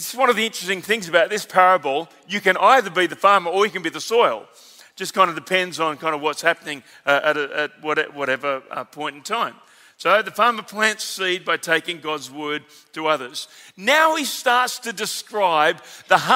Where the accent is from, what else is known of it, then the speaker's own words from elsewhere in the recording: Victoria, Australia; a Victorian on the platform